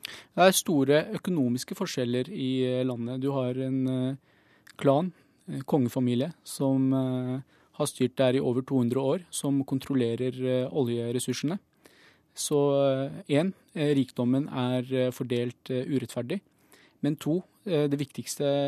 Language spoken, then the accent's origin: Norwegian; Bahrain; now in Norway; jeg kommer opprinnelig fra Bahrain